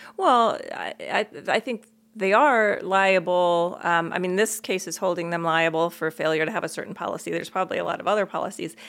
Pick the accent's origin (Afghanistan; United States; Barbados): United States; East Coast; I grew up on the East Coast